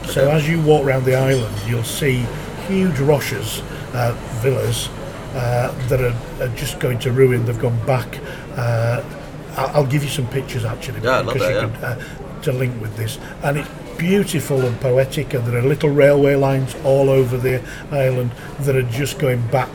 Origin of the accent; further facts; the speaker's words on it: England, United Kingdom; I'm an English bloke